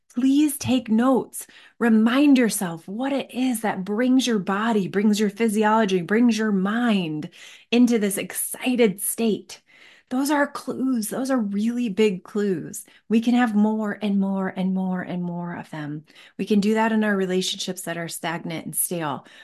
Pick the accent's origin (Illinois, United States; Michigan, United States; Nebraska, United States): Michigan, United States; now in Colorado, United States; I grew up in Michigan